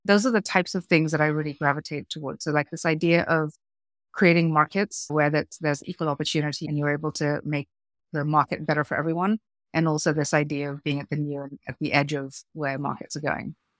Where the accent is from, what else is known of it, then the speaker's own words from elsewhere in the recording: Kenya; moved away as an adult; also born or lived in United Kingdom / South Africa / United States; I grew up in Kenya, third generation Indian immigrant into Kenya